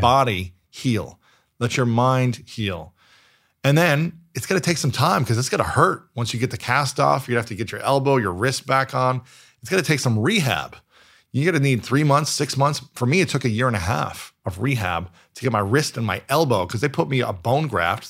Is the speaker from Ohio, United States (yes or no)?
yes; Ohio, United States; moved away as an adult; also born or lived in New York City; I'm from Ohio